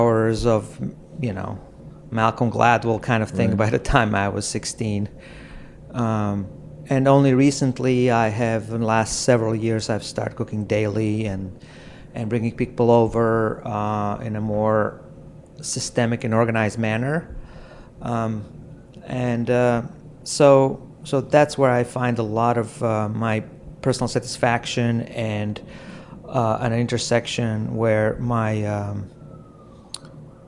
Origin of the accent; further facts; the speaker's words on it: Croatia; moved away as an adult; also born or lived in California; now in New York City, United States; I'm originally from Croatia. I came to the United States to the seminary and finished my graduate school here